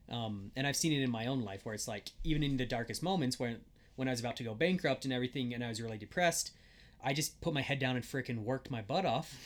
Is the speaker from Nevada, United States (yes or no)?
no; Wyoming, United States; I grew up in middle of nowhere in Wyoming